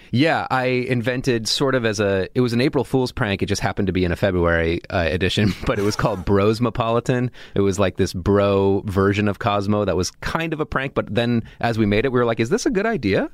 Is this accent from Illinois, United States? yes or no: no; Massachusetts, United States; I'm from Massachusetts